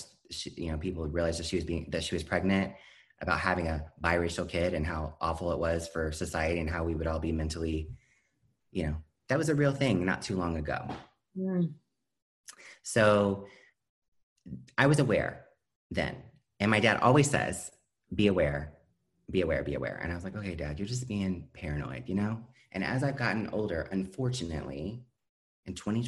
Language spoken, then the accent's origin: English; Iowa, United States; I'm from Iowa, which is surprising to a lot of people